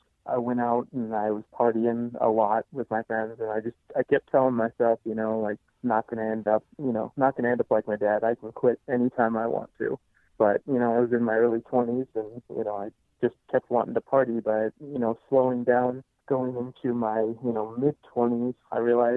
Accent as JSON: {"language": "English", "region": "Nebraska", "country": "United States", "moved": "as an adult", "lives_now": "Fort Collins, United States", "said": "I'm originally from Nebraska, but I live in Fort Collins, Colorado"}